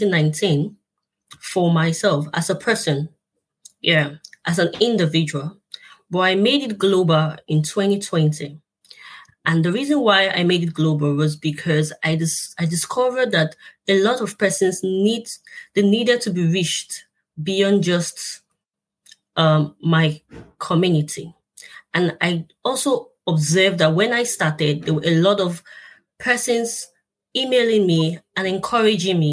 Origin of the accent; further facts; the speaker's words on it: Nigeria; my home country, Nigeria